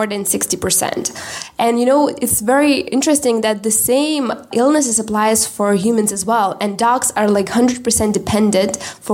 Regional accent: Lithuania; I'm from Lithuania.

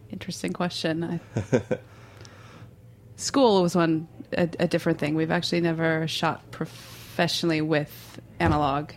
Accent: Minnesota, United States; moved away; also born or lived in Pasadena / Los Angeles; There wasn't much. There wasn't much. My high school had a black and white lab

